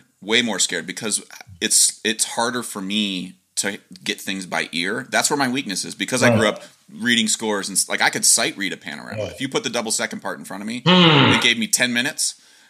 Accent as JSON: {"language": "English", "region": "Ohio", "country": "United States", "tie": "born or raised there", "said": "I grew up in Ohio"}